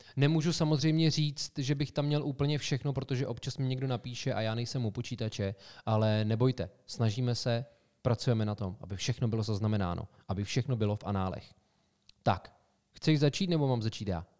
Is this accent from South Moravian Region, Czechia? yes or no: no; Sokolov, Karlovy Vary Region, Czechia; městě jménem Sokolov, odkud pocházíme